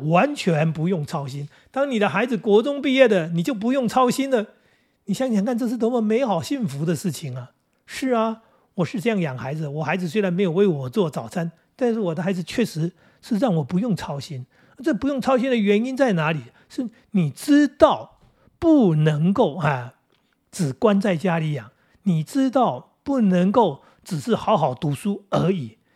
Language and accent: Chinese; Taoyuan, Taiwan; 我们桃园这边到高雄还真有一段距离